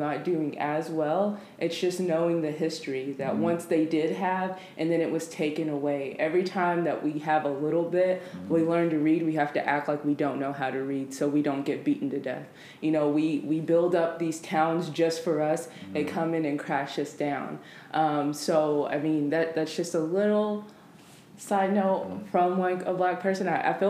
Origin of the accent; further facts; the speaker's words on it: Sherman, United States; Actually, my hometown of Sherman, it used to be only blacks.